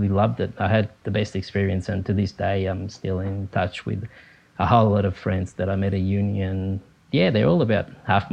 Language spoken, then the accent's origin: English; Capri, Campania, Italy; moved away; I was born in Italy, and I grew up on the island of Capri near Naples, close to the Amalfi Coast